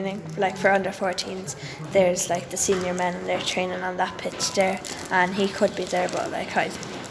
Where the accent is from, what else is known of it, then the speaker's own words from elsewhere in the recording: Kilkenny, Leinster, Ireland; I'm from Kilkenny, and I'm 12 years old.